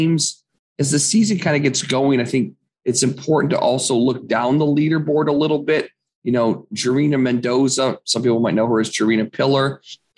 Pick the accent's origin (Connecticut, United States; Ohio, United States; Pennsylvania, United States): Ohio, United States; Toledo; I grew up playing here in the Midwest